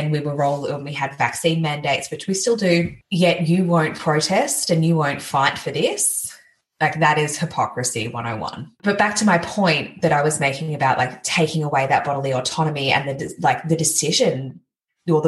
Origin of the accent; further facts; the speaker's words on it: Gold Coast, Queensland, Australia; I grew up on the Gold Coast, so really close to the New South Wales border